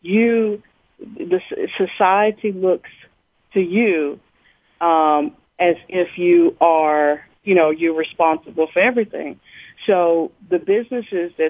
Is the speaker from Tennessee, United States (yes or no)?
yes; Nashville, Tennessee, United States; growing up in the Preston Taylor housing projects